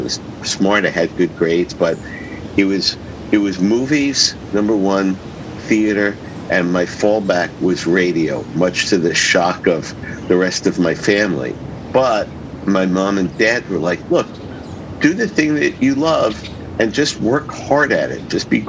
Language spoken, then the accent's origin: English; Brooklyn, New York, United States; Yeah, you know, born and raised in Brooklyn, and very quickly, I high school, poly prep in Brooklyn